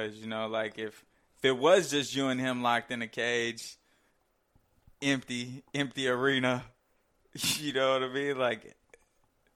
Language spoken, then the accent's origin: English; United States; I'm American. In America, man. Come to my land